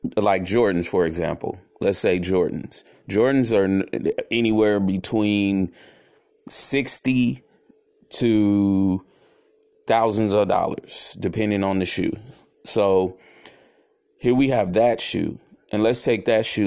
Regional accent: San Francisco, California, United States; also born or lived in Oakland; I grew up in the Bay Area

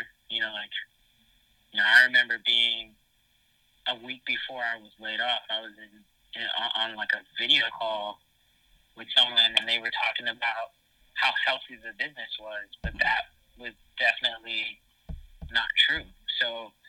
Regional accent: Miami, Florida, United States; now in New York, United States; I'm from Miami

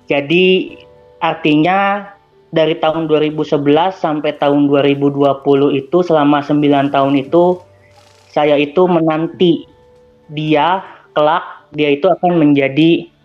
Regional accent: Bandung, West Java, Indonesia; Oke. Okay. Dan saya itu dari Bandung, Bang, gitu. Bandung di Jawa Barat gitu.

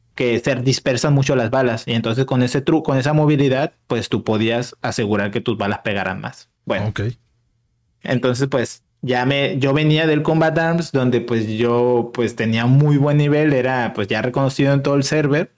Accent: Mazatlán, Sinaloa, Mexico; yo soy de Mazatlán, de Mazatlán, Sinaloa

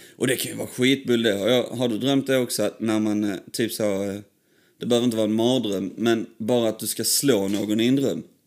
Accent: Sandby, Sweden; där vi växte upp i, eh, i Sandby

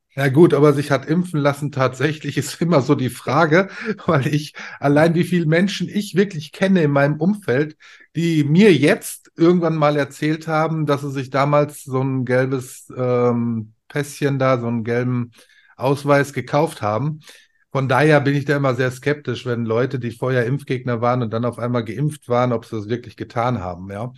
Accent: Ruhr area, North Rhine-Westphalia, Germany; also born or lived in Bavaria; ich bin ein Kind des Ruhrpots

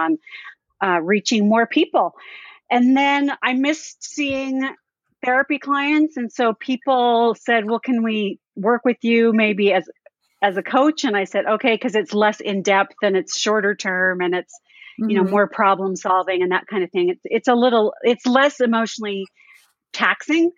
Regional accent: California, United States; I grew up in California, the LDS church

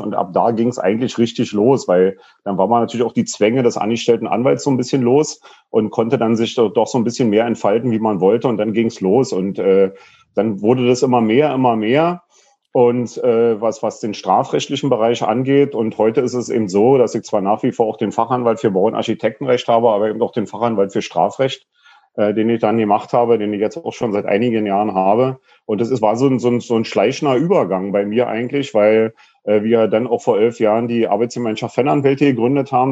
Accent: Berlin, Germany; ich bin in Lichtenberg groß geworden, Lichtenberg im Plattenbau, Frankfurter Allee Süd

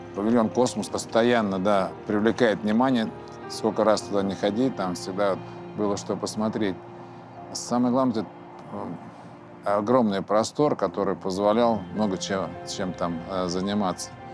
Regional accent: Moscow, Russia; Я родился в Москве, во-первых, да, и э, рос в Бескудниково

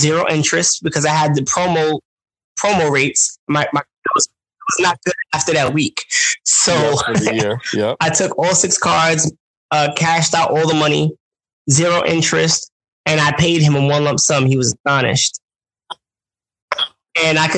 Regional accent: New York City, New York, United States; accent: New York; I'm from Brooklyn, New York

